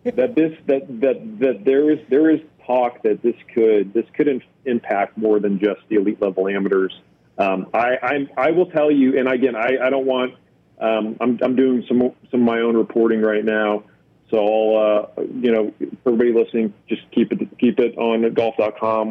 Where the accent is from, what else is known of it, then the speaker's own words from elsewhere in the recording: Dallas Fort Worth area, Texas, United States; I'm from the Dallas Fort Worth area